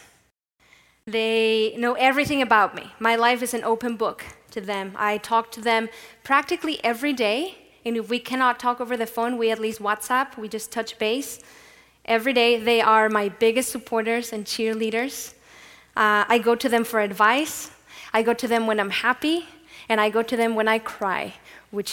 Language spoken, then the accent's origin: English; Mexico; born or raised there; moved away